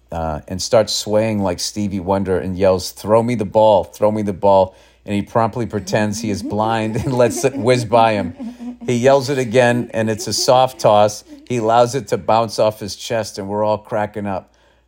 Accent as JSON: {"language": "English", "town": "St. Louis", "region": "Missouri", "country": "United States", "said": "I mean, I was just, you know, I'm from St. Louis. I'm a baseball fan."}